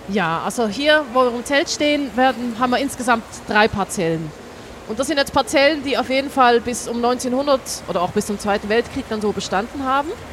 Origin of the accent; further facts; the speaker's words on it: Switzerland; also born or lived in Baden-Württemberg; now in Hamburg, Germany; ich komme aus der Schweiz, wie man hier in Hamburg bestimmt gut hören kann